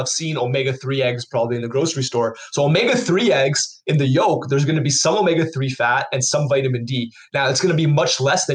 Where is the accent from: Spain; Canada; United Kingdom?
Canada; we're from Canada